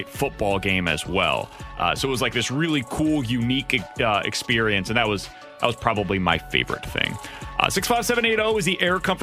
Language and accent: English; Kansas City, Missouri, United States; I was growing up in Kansas City